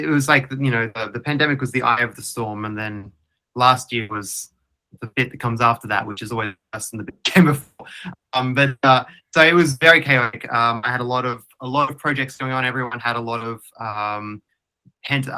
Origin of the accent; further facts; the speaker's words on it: Queensland, Australia; I grew up in Queensland